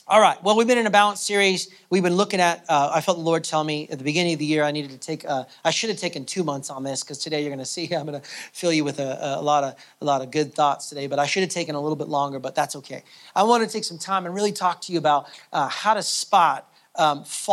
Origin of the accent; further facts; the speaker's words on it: United States; moved away as an adult; now in Canada; I'm American, and so in the American church, I mean, I've been in Canada now for 8 years.